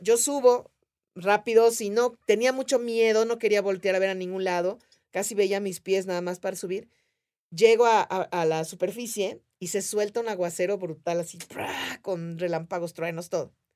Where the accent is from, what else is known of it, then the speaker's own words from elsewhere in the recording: Yucatán, Mexico; soy yucateca